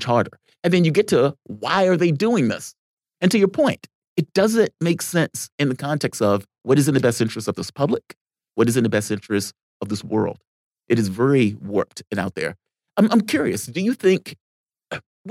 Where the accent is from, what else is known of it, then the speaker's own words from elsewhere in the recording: United States; as an American